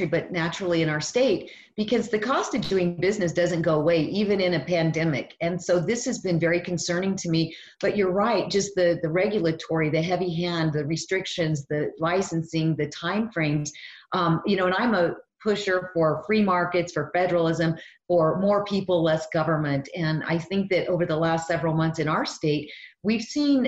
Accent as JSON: {"language": "English", "region": "New Mexico", "country": "United States", "tie": "born or raised there", "said": "I was actually born and raised in New Mexico, and I lived here all my life"}